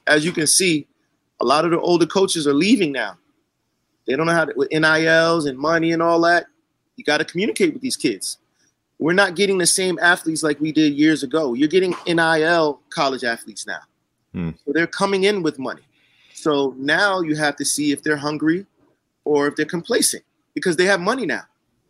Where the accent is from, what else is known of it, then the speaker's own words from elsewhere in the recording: Englewood, New Jersey, United States; we're from Inglewood, New Jersey.